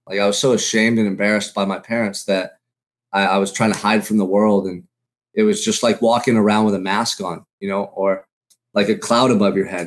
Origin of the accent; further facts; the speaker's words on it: Santa Barbara, California, United States; Growing up in Santa Barbara, for me, has been, like, paradise